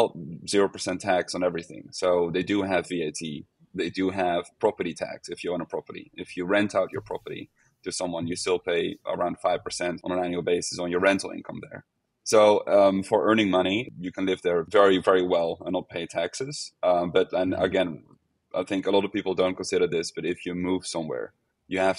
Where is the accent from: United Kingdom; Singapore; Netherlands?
Netherlands; now in Portugal; I'm from the Netherlands